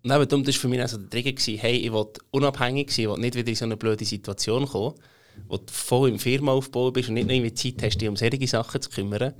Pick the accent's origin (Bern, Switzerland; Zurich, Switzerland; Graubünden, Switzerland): Bern, Switzerland; Emmental; accent: Bernese German; ich bin aufgewachsen im Emmental, ein richtiges Landei, darum rede ich auch das schöne Berndeutsch